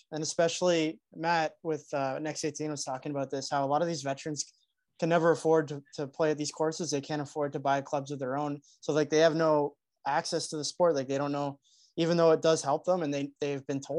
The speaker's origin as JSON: {"language": "English", "country": "Canada", "said": "we're Canadian"}